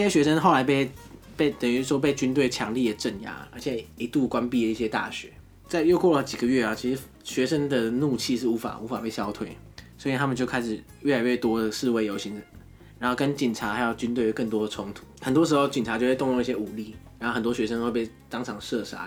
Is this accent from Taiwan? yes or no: yes; Taiwan; 我们台湾是十二个生肖